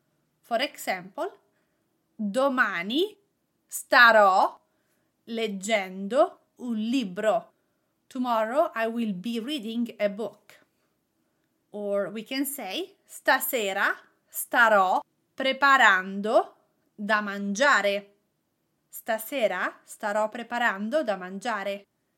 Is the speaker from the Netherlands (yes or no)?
no; Italy; accent: Italian; English is a second language; I have a strong ing with my Italian accent.